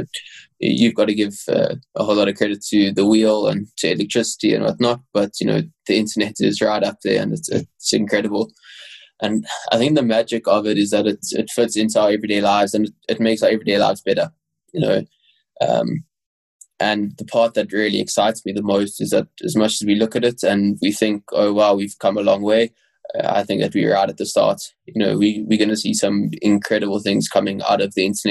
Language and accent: English; Johannesburg, Gauteng, South Africa; accent: South African; first language English; I was born in South Africa and lived in South Africa my whole life